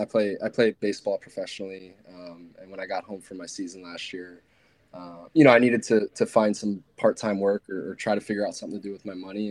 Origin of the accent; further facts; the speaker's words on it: New York, United States; I'm personally from New York